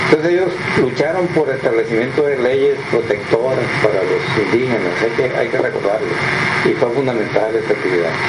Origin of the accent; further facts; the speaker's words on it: Sinaloa, Mexico; lo que hoy somos los sinaloenses